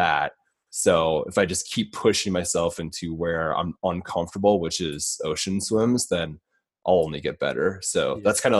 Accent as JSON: {"language": "English", "region": "Iowa", "country": "United States", "tie": "born or raised there", "moved": "yes", "lives_now": "Los Angeles, United States", "said": "growing up in Iowa"}